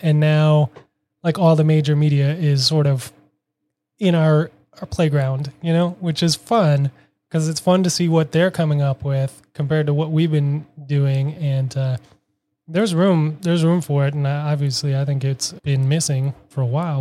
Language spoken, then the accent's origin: English; Minneapolis, Minnesota, United States; now in Boston, United States; I am from Minneapolis, currently living in Boston for the last six years